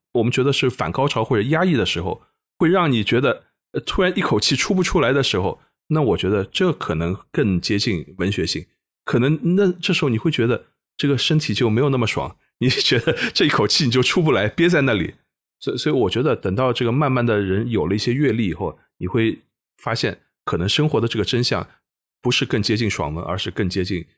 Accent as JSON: {"language": "Chinese", "region": "Shanghai", "country": "China", "tie": "born or raised there", "said": "因为我生活在上海，应该使用的是上海话和普通话"}